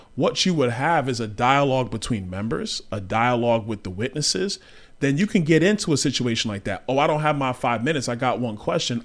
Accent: New York City, New York, United States; I grew up in Brooklyn, New York

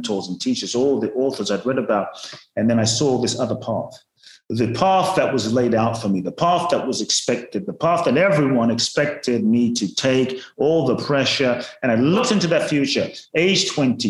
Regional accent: London, United Kingdom; born or raised there; also born or lived in Ghana

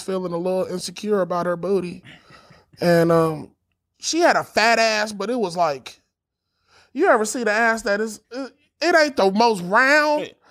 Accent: Los Angeles, California, United States; I'm from

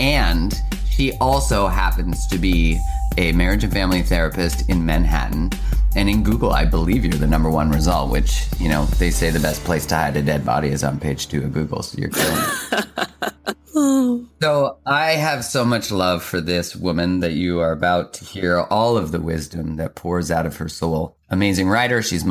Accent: Calgary, Alberta, Canada; I grew up in Calgary, which is kind of like the Texas of Canada

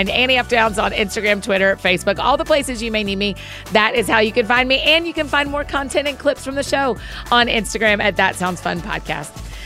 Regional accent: Alpharetta, Georgia, United States; I'm from Alpharetta, Georgia.

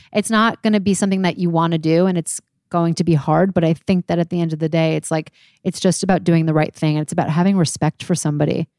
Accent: New York, United States; I am twenty-nine. I am from New York

